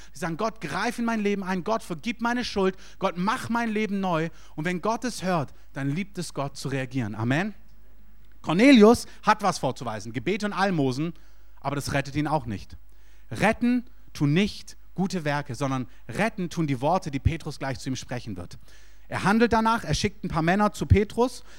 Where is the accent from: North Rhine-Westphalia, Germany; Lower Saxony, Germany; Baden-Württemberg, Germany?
Baden-Württemberg, Germany; Stuttgart; moved away as an adult; also born or lived in Berlin; Ich komme aus Stuttgart